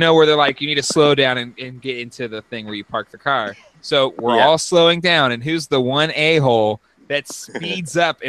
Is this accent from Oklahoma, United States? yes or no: no; San Diego, California, United States; I grew up in San Diego.